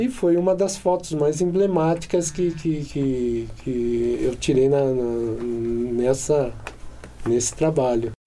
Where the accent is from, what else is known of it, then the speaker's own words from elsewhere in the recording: Paulínia, São Paulo, Brazil; moved away; na época vim trabalhar em Paulínia, logo que eu voltei para minha cidade natal